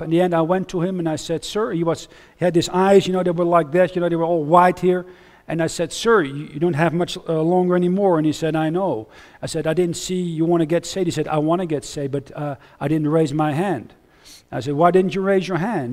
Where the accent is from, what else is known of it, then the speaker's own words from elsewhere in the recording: Huizen, North Holland, Netherlands; English is a second language; moved away as an adult; also born or lived in United States / Austria / Switzerland; I grew up near Amsterdam in, uh, in Het Gooi, near Hilversum.